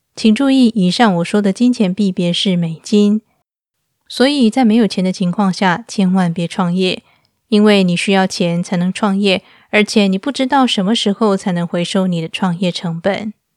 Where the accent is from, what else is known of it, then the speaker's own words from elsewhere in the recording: Taiwan; moved away as an adult; now in Istanbul, Turkey; 我是一个台湾人，在二零一六年的时候，带着我的两只猫咪嫁到土耳其的伊斯坦堡